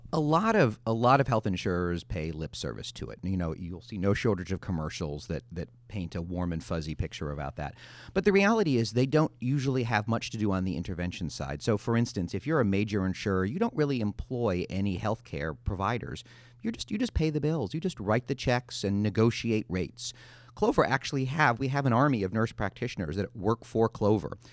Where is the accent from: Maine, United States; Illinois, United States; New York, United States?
Illinois, United States; Chicago; I grew up in Chicago in the eighties